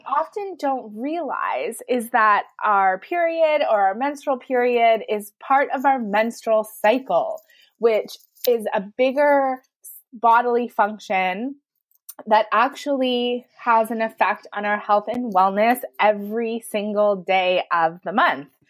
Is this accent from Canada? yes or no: yes; Canada; I'm from Canada